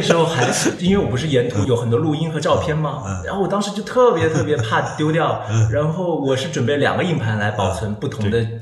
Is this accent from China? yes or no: yes; Hunan, China; 我是湖南人